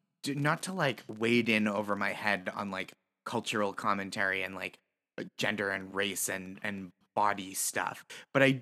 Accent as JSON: {"language": "English", "region": "Massachusetts", "country": "United States", "tie": "born or raised there", "said": "I grew up in Massachusetts"}